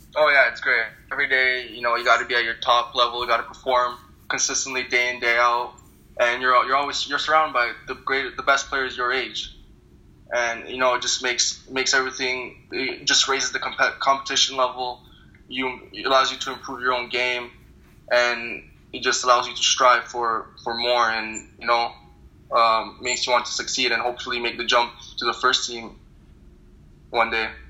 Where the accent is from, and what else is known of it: Thornhill, Ontario, Canada; born or raised there; also born or lived in Turkmenistan; now in New York City, United States